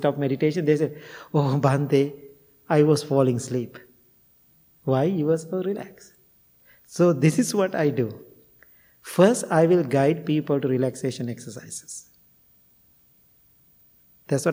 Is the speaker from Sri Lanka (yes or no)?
yes; Sri Lanka; moved away as an adult; now in United States; I'm coming from Sri Lanka